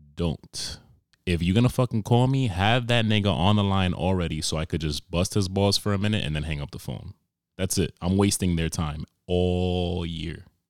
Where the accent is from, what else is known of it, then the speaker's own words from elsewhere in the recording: New York, United States; moved away; I'm from New York